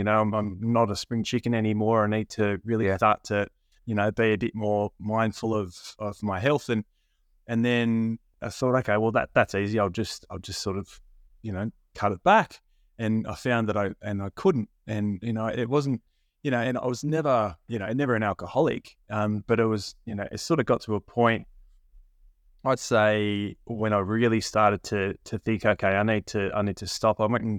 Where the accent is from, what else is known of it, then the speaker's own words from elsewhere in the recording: Australia; So Australia, much like the UK, England, Ireland, Scotland, we have a very big drinking culture here.